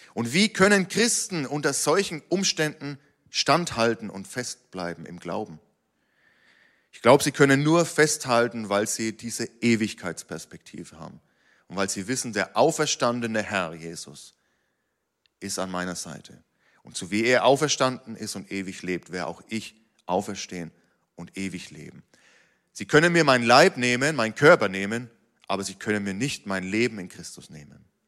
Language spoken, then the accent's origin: German; Germany; als Deutsche